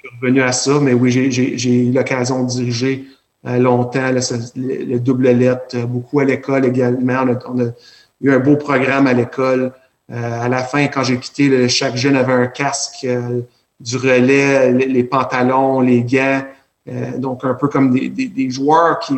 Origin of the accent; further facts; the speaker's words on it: Alexandria, Ontario, Canada; now in Cornwall, Canada; je suis natif d'Alexandria